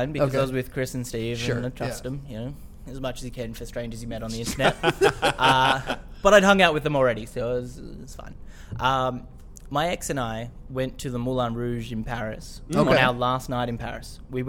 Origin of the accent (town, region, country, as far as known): Australia